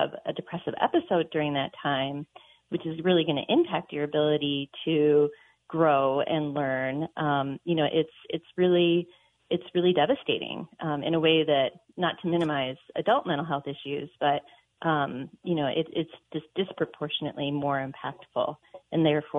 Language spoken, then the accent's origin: English; Midwest, United States; now in Montana, United States; I grew up in the Midwest in the 80s